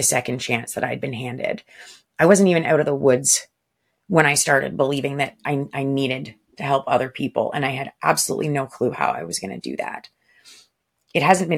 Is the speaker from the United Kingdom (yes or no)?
no; Canada; I'm also Canadian.